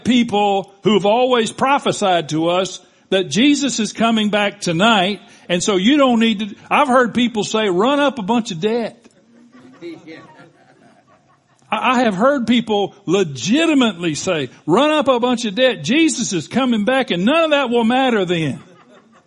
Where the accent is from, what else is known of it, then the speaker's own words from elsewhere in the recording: Panama City, Florida, United States; I was born in Bay Memorial Hospital in Bay County, Florida. The minute I took my first breath, I was a citizen of the United States of America, of Bay County, and of Panama City, Florida.